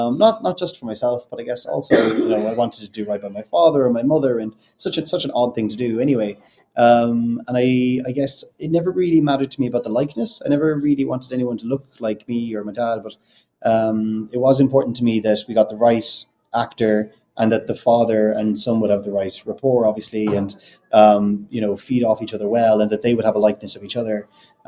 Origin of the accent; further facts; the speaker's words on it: Ireland; accent: neutral Irish; I don't know if you can tell from my accent. I've got a very neutral Irish accent.